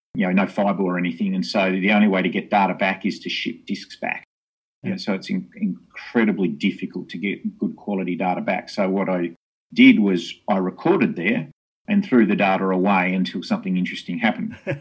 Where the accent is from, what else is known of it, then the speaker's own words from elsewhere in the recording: Hobart, Tasmania, Australia; I grew up in Hobart in Tasmania and uh, born and bred here